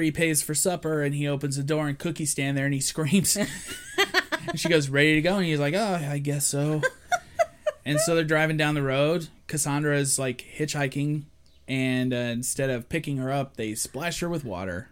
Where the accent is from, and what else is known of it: Shelby, Ohio, United States